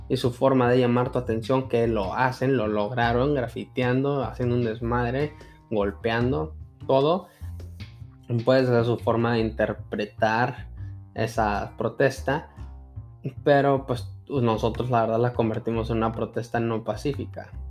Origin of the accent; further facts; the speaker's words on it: Mexico; Es como los mexicanos. muchos sabemos que no salieron a votar o que se sintieron intimidados y votaron por AMLO